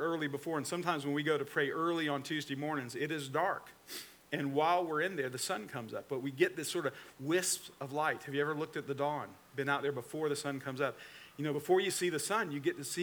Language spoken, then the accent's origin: English; Atlanta, Georgia, United States; also born or lived in Newnan, Georgia; now in Florida, United States; I'm from the Atlanta, Georgia area, and I'm an Atlanta Braves fan